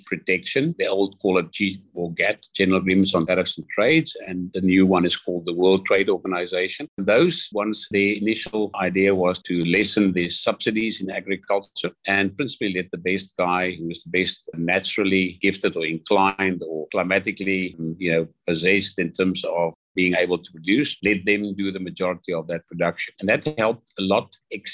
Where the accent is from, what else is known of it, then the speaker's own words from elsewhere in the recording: Pretoria, Gauteng, South Africa; also born or lived in Stellenbosch, South Africa / Brussels, Belgium / Greece; I grew up in Pretoria and went to Stellenbosch University